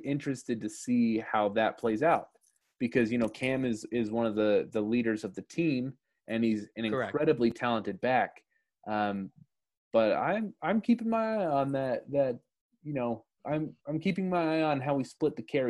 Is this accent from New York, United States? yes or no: no; Utah, United States; I'm from Utah. You know, I don't have any ties to South Florida.